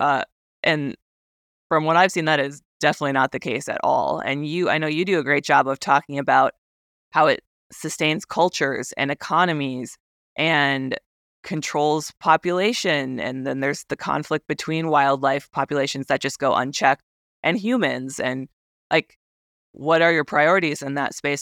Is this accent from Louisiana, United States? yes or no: no; Wisconsin, United States; moved away as an adult; also born or lived in Japan; growing up in Wisconsin